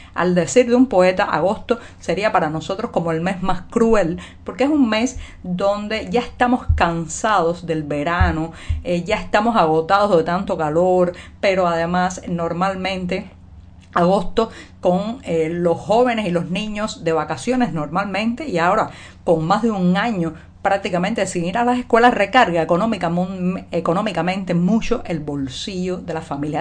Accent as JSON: {"language": "Spanish", "country": "Cuba", "said": "cubana, periodista, ciudadana"}